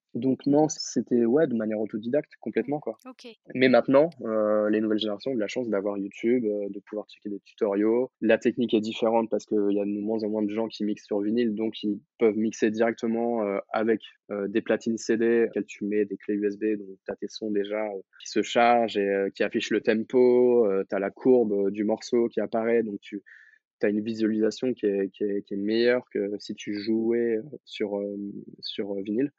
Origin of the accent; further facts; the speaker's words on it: Blois, Centre-Val de Loire, France; j'ai grandi à Blois